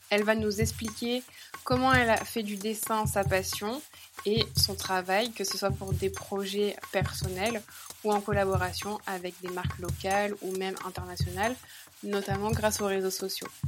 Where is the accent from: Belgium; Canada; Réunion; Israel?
Réunion; Bras-Panon; moi j'ai grandi à La Réunion, à Brapanon